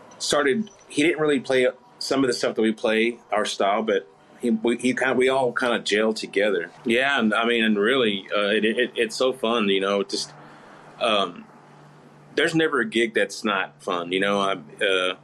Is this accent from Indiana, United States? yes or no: no; Fort Worth, Texas, United States; where I grew up in Fort Worth, over in Diamond Hill area